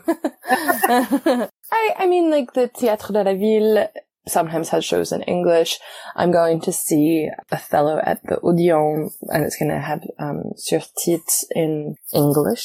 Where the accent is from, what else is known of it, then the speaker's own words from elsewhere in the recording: New Zealand; moved away as an adult; also born or lived in Australia; now in Paris, France; I am originally from New Zealand and I came to France in 2016, 2015